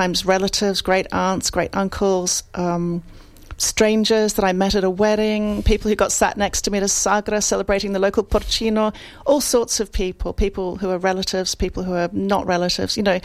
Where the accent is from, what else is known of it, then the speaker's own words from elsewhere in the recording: Australia; now in London, United Kingdom; I grew up Italian in Australia, and of course, you know, that means I'm a bit Italian, a bit Australian, and I've lived in London for more than half my life